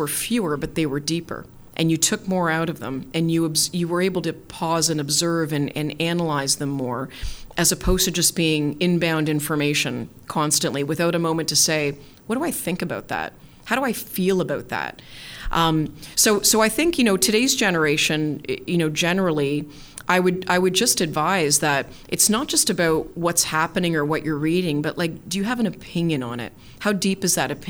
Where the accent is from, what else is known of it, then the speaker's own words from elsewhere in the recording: Canada; as a Canadian